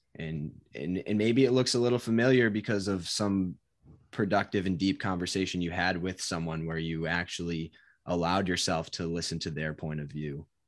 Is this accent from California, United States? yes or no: no; Connecticut, United States; moved away as an adult; also born or lived in Providence, Rhode Island; now in Massachusetts, United States; I grew up in Connecticut, and always lived in Connecticut until I went to college